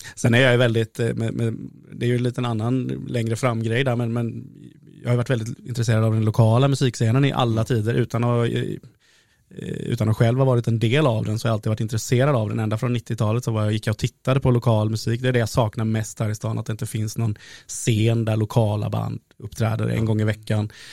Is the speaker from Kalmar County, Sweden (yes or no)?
yes; Oskarshamn, Kalmar County, Sweden; moved away as an adult; also born or lived in Stockholm; jag växte upp på eh, Kikebogatan, 6C